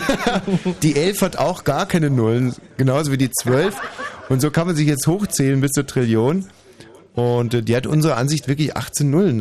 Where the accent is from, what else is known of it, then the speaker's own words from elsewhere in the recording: Germany; ich bin hier in Deutschland aufgewachsen, bin stolz darauf